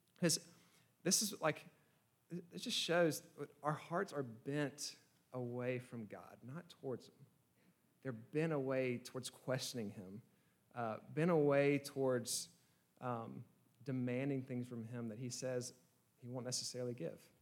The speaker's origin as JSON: {"language": "English", "region": "Georgia", "country": "United States", "said": "I'm from Georgia"}